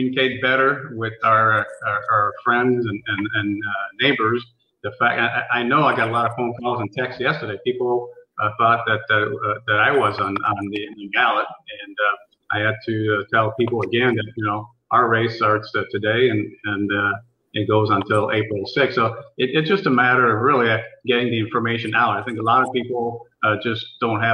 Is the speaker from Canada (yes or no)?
yes; Montreal, Quebec, Canada; moved away as an adult; now in Peoria, United States; I'm originally from Montreal, Canada